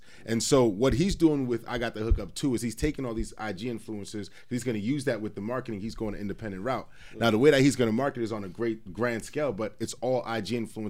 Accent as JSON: {"language": "English", "region": "New Jersey", "country": "United States", "said": "I'm from Jersey."}